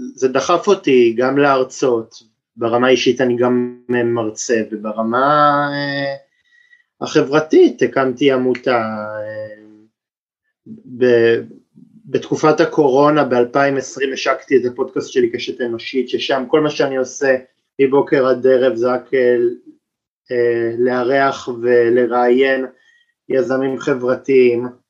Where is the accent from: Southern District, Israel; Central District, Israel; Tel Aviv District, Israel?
Tel Aviv District, Israel; Tel Aviv; גדלתי בתל אביב